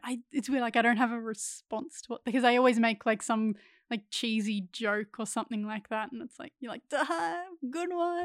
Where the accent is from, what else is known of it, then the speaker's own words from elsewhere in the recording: Ballarat, Victoria, Australia; moved away as an adult; also born or lived in Central Coast, New South Wales; grew up in Ballarat, Victoria